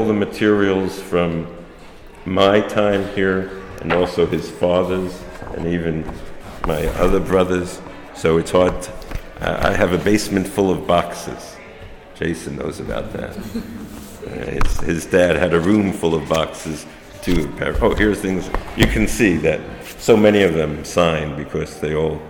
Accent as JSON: {"language": "English", "town": "New York City", "region": "New York", "country": "United States", "tie": "born or raised there", "said": "growing up in Brooklyn as a neighborhood"}